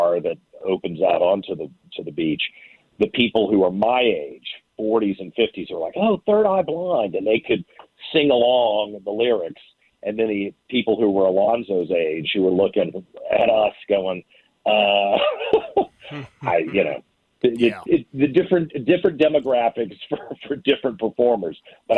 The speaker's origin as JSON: {"language": "English", "town": "Richmond", "region": "Virginia", "country": "United States", "tie": "born or raised there", "said": "I grew up in Richmond"}